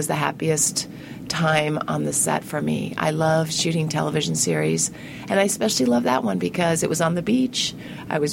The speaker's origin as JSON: {"language": "English", "region": "New England", "country": "United States", "tie": "born or raised there", "said": "I grew up in New England"}